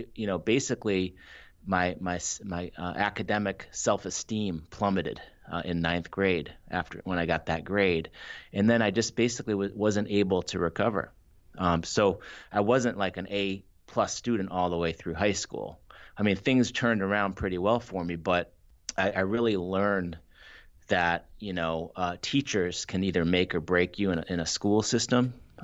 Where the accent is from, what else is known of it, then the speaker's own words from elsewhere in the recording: Brookline, Massachusetts, United States; also born or lived in Ann Arbor, Michigan; So I was born and raised in Ann Arbor, Michigan, United States. Moved to Brookline, Massachusetts when I was seven.